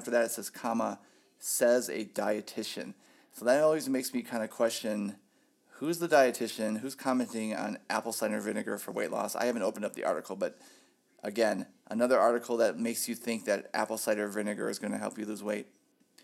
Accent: Ohio, United States; moved away as an adult; now in Phoenix, United States; I'm from Ohio.

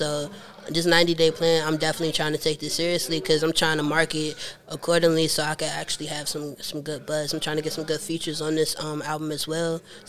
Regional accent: Clinton, Maryland, United States; I'm from Maryland, Clinton, Maryland.

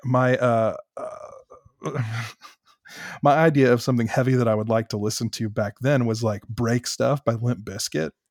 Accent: United States; moved away; I'm from Greene County

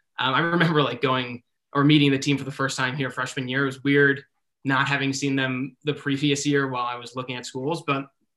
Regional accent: New York, United States; I'm from New York

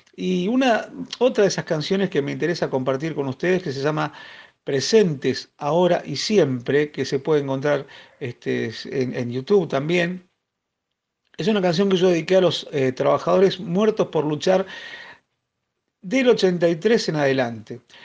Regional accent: Río Turbio, Santa Cruz, Argentina; soy de Río Turbio, provincia de Santa Cruz, la capital argentina del carbón

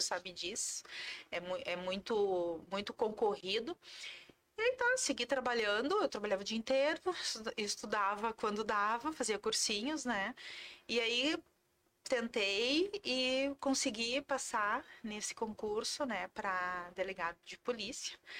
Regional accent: Sapiranga, Rio Grande do Sul, Brazil; also born or lived in Porto Alegre; Eu sou natural de Sapiranga, uhum. Ah, vale dos Sinos

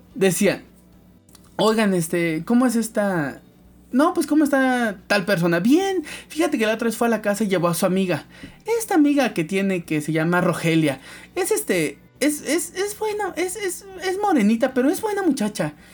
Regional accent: Veracruz, Mexico; somos de Veracruz, la mayoría

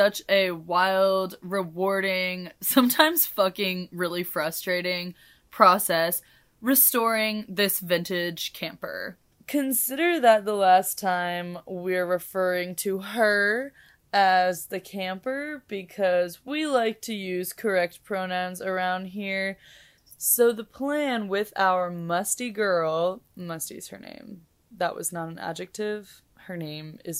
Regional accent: Kansas City, Missouri, United States; I am from the smack middle of the United States. Kansas City, KCMO, and as much as I love my city

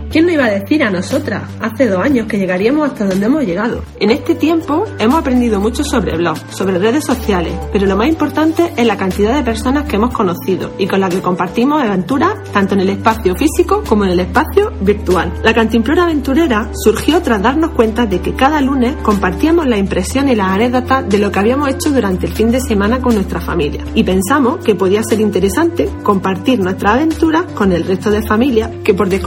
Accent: Andalusia, Spain; Somos dos almerienses enamoradas de nuestra tierra y nos encanta la naturaleza.

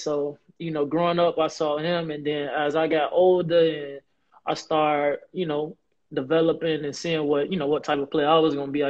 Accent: Riverdale, Illinois, United States; born or raised there; also born or lived in Harvey, Illinois / South Side, Chicago

